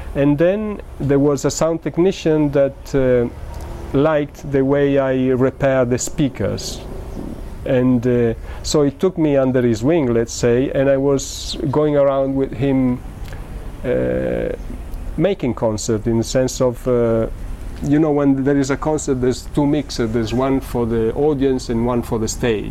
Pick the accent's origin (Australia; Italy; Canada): Italy; Modena, Emilia-Romagna; English is a second language; moved away as an adult; also born or lived in England; I'm from well, we said I'm from Italy and uh, from a small town in the north of Italy, Modena